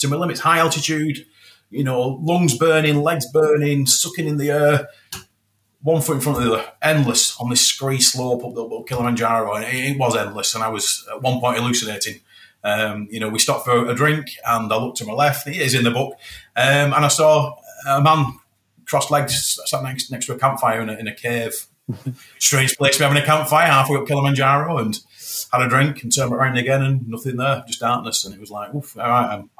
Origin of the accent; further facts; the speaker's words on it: Moorside, United Kingdom; children growing up in Moorside